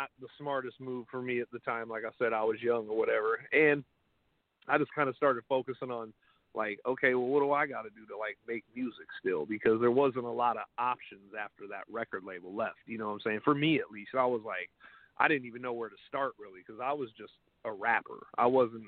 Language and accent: English; Alaska, United States; We're from Alaska